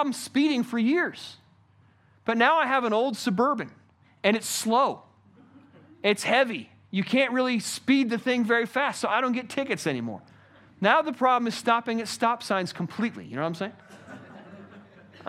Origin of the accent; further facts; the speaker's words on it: United States; I personally love being an American